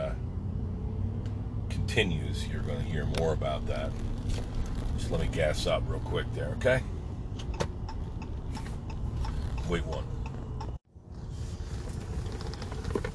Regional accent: Pine Barrens, New Jersey, United States; We grew up together in the Pine Barrens, New Jersey

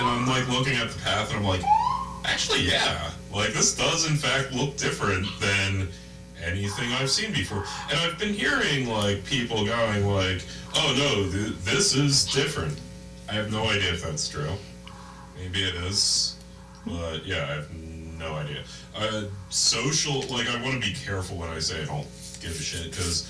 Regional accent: New Jersey, United States; I grew up in South Jersey

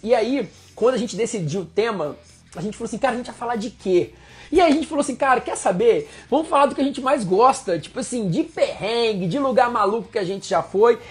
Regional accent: Minas Gerais, Brazil; now in Rio de Janeiro, Brazil; Eu sou mineiro, moro atualmente no Rio

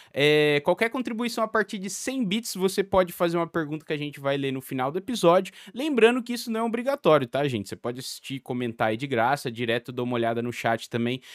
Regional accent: Brazil; also born or lived in Portugal

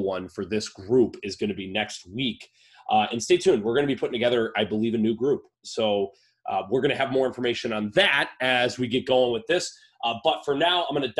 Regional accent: Oakland County, Michigan, United States; my hometown, around the vicinity of my hometown in Oakland, Michigan

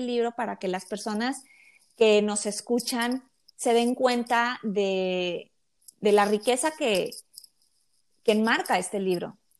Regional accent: Mexico; yo soy mexicana

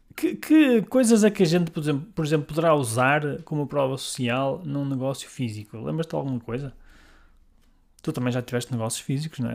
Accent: Guimarães, Norte, Portugal; sou de Guimarães

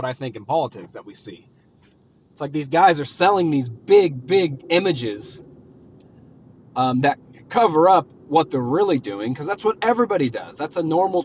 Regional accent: Oklahoma, United States; I'm from Oklahoma

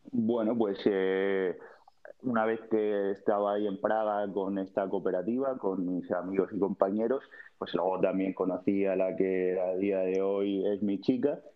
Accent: Cartagena, Region of Murcia, Spain; moved away as an adult; also born or lived in London; now in Amsterdam, Netherlands; yo soy un mediterráneo de Cabo de Palos, Cartagena, Murcia y nada, mi vida pues muy buena porque aquello es el paraíso

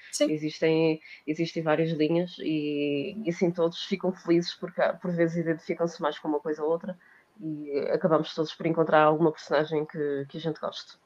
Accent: Porto, Norte, Portugal; now in Lisbon, Portugal; sou do Porto, de momento estou a morar em Lisboa

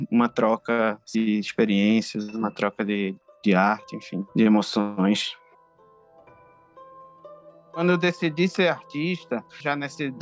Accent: Rio de Janeiro, Brazil; accent: carioca; now in Pernambuco, Brazil; Porque minha família é toda daqui de Pernambuco e eu nasci no Rio. Então, quando eu era criança, eu, eu vinha cá para Pernambuco, mas eu tinha um sotaque de criança carioca.

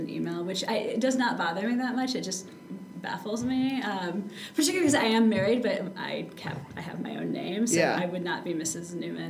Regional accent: Traverse City, Michigan, United States; also born or lived in Midland, Michigan; I was actually born in Midland, and I grew up in Traverse City.

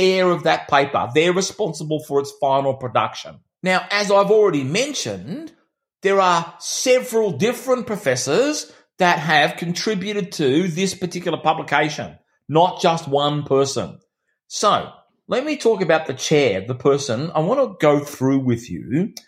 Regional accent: Australia; My country town that I grew up in here in Australia, it's only got 4,000 people

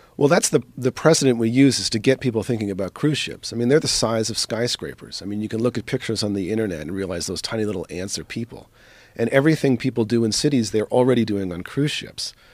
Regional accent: East Coast, United States; I grew up in the East Coast

